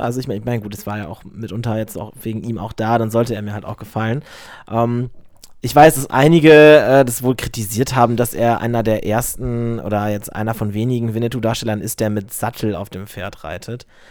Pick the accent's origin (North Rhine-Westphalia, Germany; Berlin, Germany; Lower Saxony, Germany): Lower Saxony, Germany; now in Cologne, Germany; nach Niedersachsen, wo ich herkomme